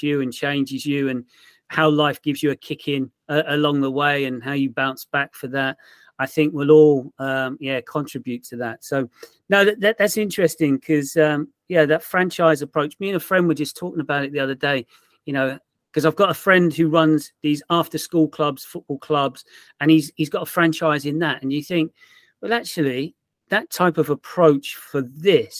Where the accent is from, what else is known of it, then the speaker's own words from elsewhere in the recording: Portsmouth, South East England, United Kingdom; moved away; I'm from Portsmouth originally